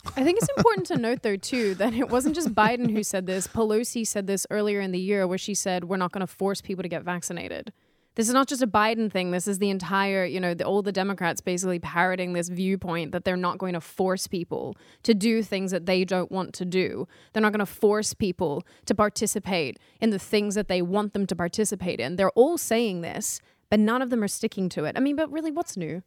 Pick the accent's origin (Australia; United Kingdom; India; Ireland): Australia; moved away; my home country